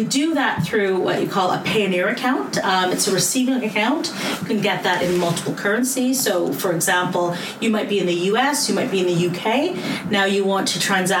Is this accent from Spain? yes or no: no; Canada; now in London, United Kingdom; I'm Canadian, but I'm here to you today from London